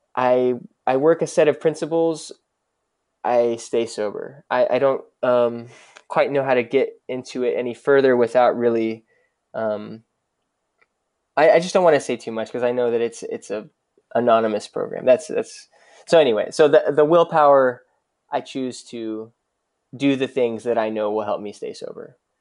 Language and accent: English; Dallas, Texas, United States; I grew up in Dallas, and I, I grew up in, in Dallas proper